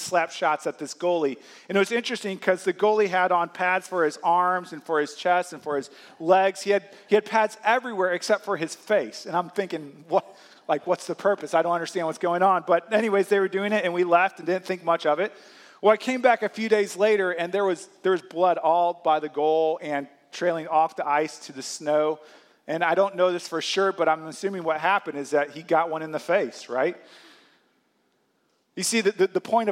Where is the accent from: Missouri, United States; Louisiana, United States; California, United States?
Missouri, United States; St. Louis; When I was a kid, I grew up in St. Louis